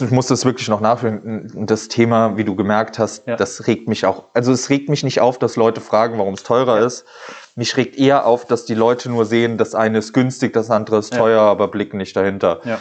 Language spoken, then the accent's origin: German; Saarbrücken, Saarland, Germany; also born or lived in Trier; komme halt aus Duttweiler, bin in Duttweiler geboren und ja, lebe aber schon mein Leben lang hier.